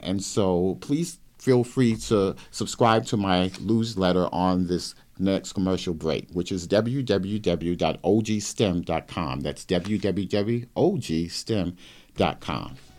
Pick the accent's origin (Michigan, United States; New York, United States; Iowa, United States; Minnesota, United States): New York, United States; Brooklyn; moved away as an adult; I grew up in Brooklyn, New York, went to public school in the city of Brooklyn